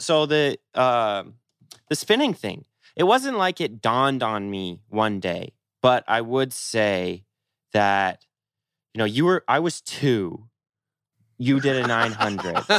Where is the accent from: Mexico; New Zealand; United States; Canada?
United States; Seattle, Washington; I grew up in Seattle